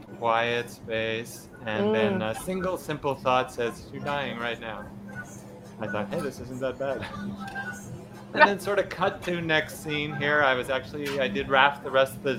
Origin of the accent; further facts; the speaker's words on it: Quebec, Canada; I'm from Canada. So in Quebec here, there wasn't too much in the way of like awakening or anything going on at that time.